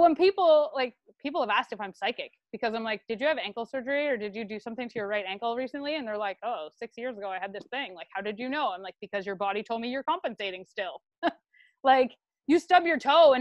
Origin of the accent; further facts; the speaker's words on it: Canada; we're Canadian